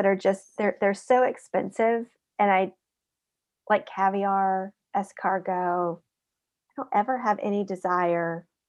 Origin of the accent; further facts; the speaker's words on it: Mississippi, United States; now in Georgia, United States; I'm from Mississippi.